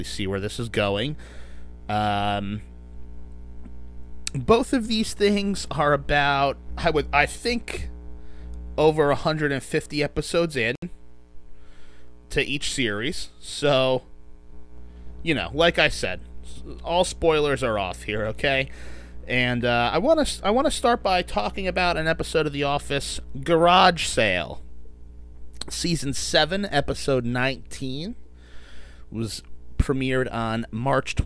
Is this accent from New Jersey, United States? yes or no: yes; New Jersey, United States; also born or lived in Nashville; I'm 27, I'm from New Jersey, and I still live in New Jersey, although I have lived in Nashville for a little bit